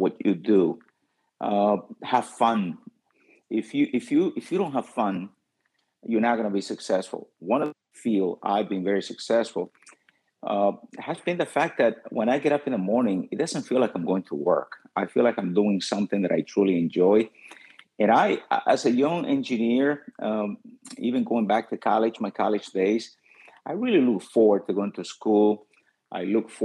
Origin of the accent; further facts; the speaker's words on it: Dominican Republic; also born or lived in New York / Miami-Dade County; now in Miami, United States; as a child, I was born in the Dominican Republic